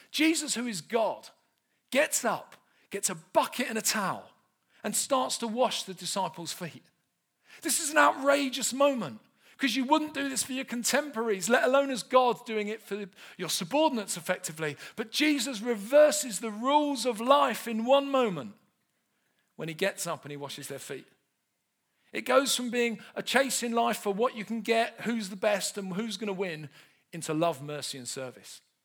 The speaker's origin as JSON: {"language": "English", "region": "London", "country": "United Kingdom", "tie": "born or raised there", "said": "I grew up in South London, not far from where Del Boy's from"}